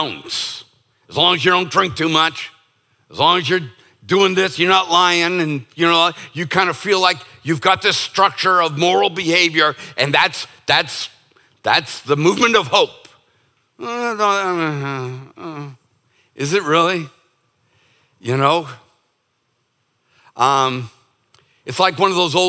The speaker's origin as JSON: {"language": "English", "country": "United States", "said": "as an American"}